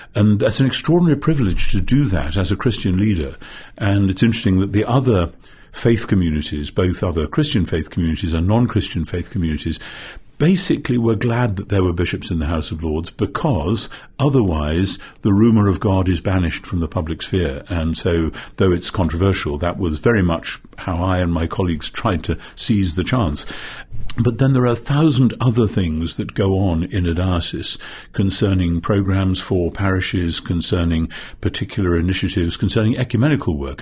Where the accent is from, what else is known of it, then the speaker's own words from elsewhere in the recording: Northumberland, North East England, United Kingdom; I come from Northumberland, which is the most, uh, northeasterly of the English counties